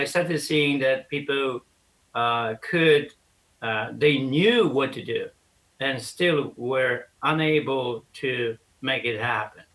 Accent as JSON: {"language": "English", "country": "Poland", "tie": "born or raised there", "also_born_or_lived": "Sweden", "moved": "as an adult", "said": "how I grew up in Poland"}